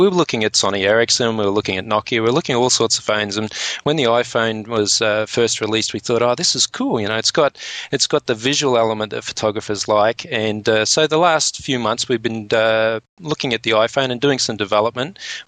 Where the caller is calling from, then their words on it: Australia; And just remember, because I'm speaking from Australia, I'm actually speaking upside down at the moment.